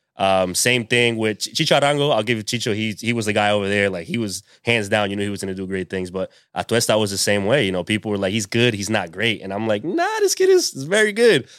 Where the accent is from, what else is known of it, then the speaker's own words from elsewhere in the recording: Pawtucket, Rhode Island, United States; also born or lived in Providence, Rhode Island; I'm from, I'm from Pawtucket. I was born in Providence, which is the, the capital.